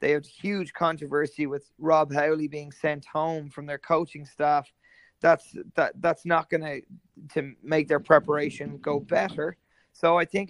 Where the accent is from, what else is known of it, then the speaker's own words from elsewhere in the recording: Ireland; as an Irishman